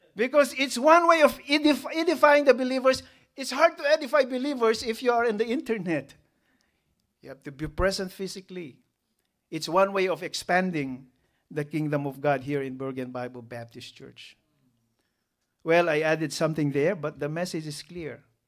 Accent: Philippines; We have this culture, right, as a Filipino? Utang na loob.

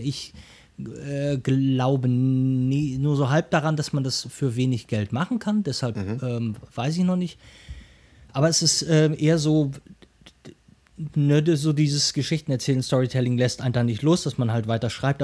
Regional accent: Ruhr area, North Rhine-Westphalia, Germany; now in Hamburg, Germany; ich komme komm aus dem Ruhrgebiet gebürtig

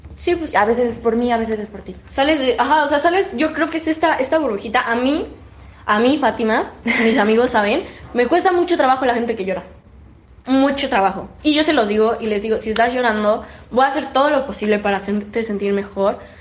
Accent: Mexico; los mexicanos somos los primeros

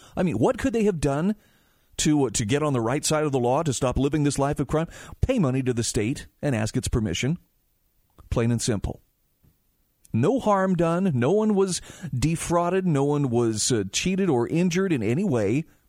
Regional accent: Utah, United States; my home state of Utah

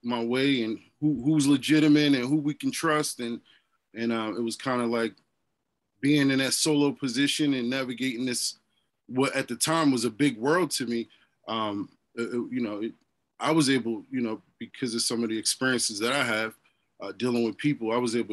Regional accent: New Jersey, United States; I'm originally from Jersey

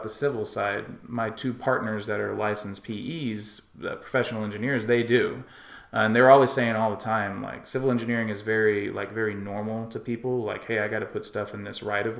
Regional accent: West Texas, United States; I grew up in West Texas, out in the middle of nowhere.

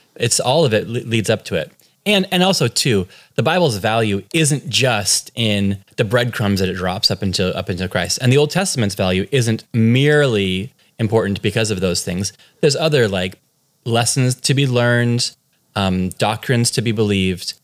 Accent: California, United States; accent: from California; moved away as an adult; now in Cork, Ireland; So I'm born and raised in California.

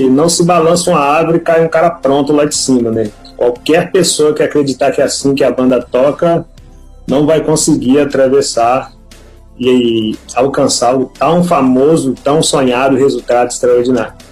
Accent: Pitangui, Minas Gerais, Brazil; also born or lived in Belo Horizonte; Eu nasci em Pitangui, Minas Gerais. Depois me mudei para Belo Horizonte, assim, migrei de vários pontos em Minas Gerais durante a infância

